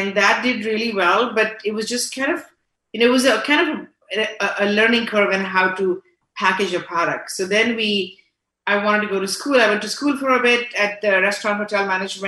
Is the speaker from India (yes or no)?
yes; India; born or raised there; moved away as an adult; also born or lived in Canada; now in Houston, United States